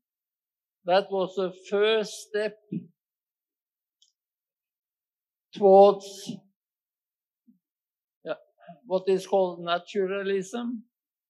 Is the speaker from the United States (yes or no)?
no; Norway; I'm a Norwegian, that means I am from Europe